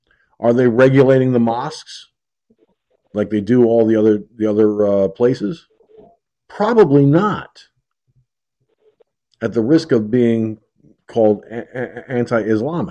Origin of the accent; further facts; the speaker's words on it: Peekskill, New York, United States; moved away; Peekskill, my hometown